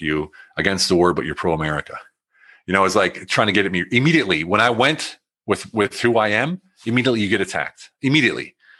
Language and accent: English; United States; moved away; also born or lived in Germany; I'm in Germany, they're against the war, but I'm American